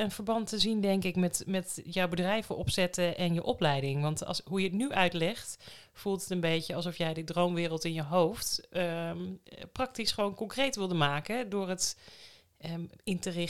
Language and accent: Dutch; Amsterdam, North Holland, Netherlands; also born or lived in Enschede; nee, ik ben in Amsterdam, in de rivierenbuurt in Amsterdam geboren en getogen.